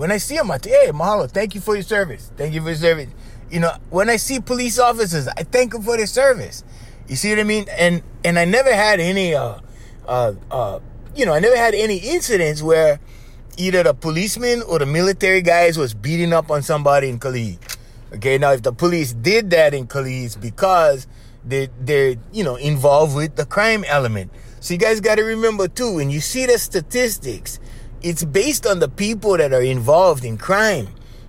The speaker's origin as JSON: {"language": "English", "country": "United States", "said": "I saw all of that. I was very proud as an American. I was very proud of my son."}